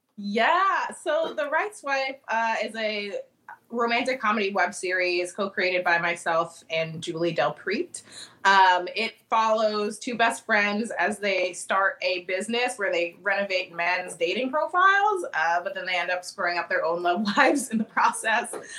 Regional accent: Annapolis, Maryland, United States; moved away as an adult; now in Chicago, United States; so I've been in Chicago for the past 10 years, but I'm originally from Annapolis, Maryland

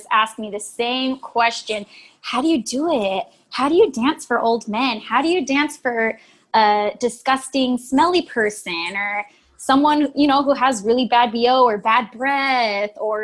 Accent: Oxnard, California, United States; I am from Oxnard, California. Beach girl

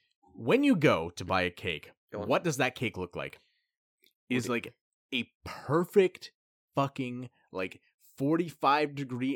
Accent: Alberta, Canada; I'm from Alberta.

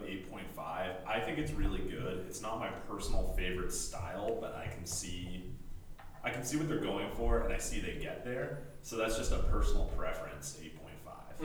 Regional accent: Alberta, Canada; I'm from Alberta, so I could actually drink beer when I was in 12th grade

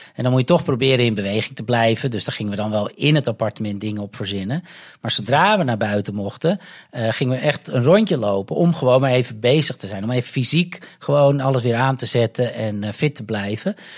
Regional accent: North Holland, Netherlands; moved away as an adult; also born or lived in Amsterdam / London; now in Goa, India; Ik kom uit Noord-Holland

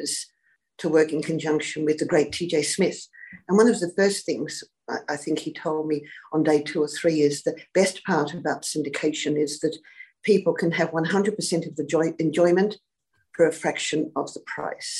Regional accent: Launceston, Tasmania, Australia; I was born in Launceston

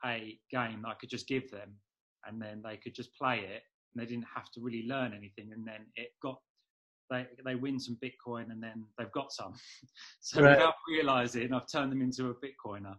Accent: London, United Kingdom; also born or lived in Norwich; I grew up just in London

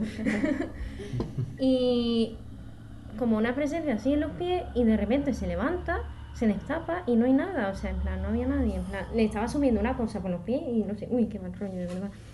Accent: Jerez de la Frontera, Andalusia, Spain; yo soy de Jerez

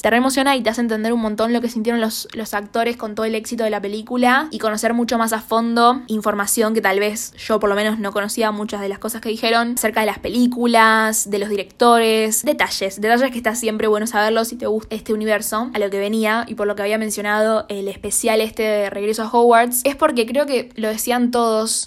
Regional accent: Argentina

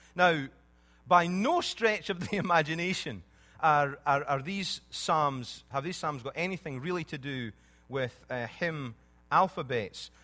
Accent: Scotland, United Kingdom; When I was growing up in Scotland

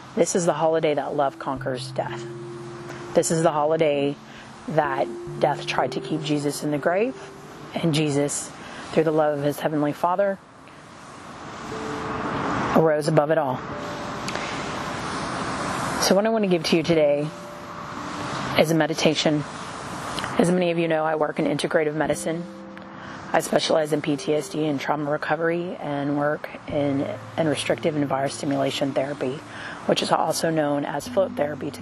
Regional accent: Texas, United States; Growing up in the South in Texas, I have survived many hurricanes.

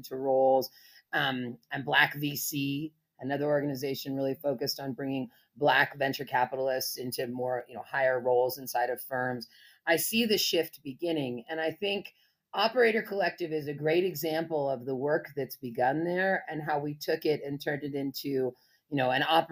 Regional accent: Berkeley, California, United States; I grew up in Berkeley

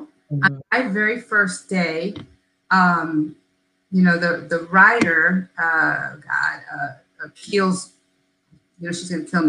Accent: Chicago, Illinois, United States; moved away as an adult; now in Atlanta, United States; I am from Chicago.

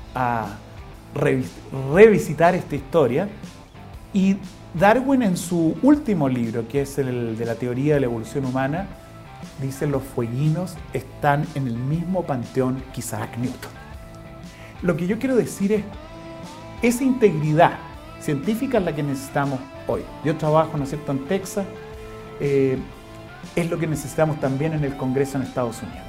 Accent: Chile; somos los chilenos

